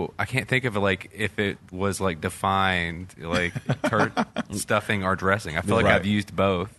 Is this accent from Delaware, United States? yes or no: no; Greenville, Mississippi, United States; moved away; I'm from Greenville, Mississippi.